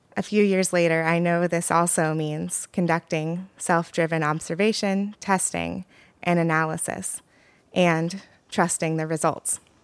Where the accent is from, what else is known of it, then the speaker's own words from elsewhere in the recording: Oregon, United States; moved away as an adult; also born or lived in Ann Arbor, Michigan; now in New York, United States; I grew up in Oregon and currently live in New York